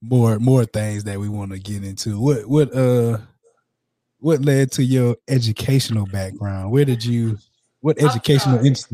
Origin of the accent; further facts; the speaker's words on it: Southeast, United States; I'm from the Southeast, so we say pecan over there.